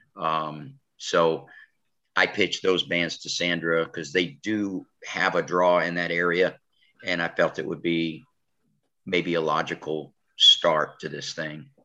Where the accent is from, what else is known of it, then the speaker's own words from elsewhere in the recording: New York, United States; moved away as an adult; now in Alabama, United States; I'm originally from New York, so when I came down here